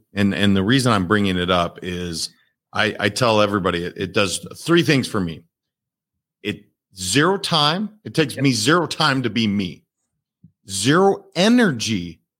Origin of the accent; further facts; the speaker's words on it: Montana, United States; I was raised in Montana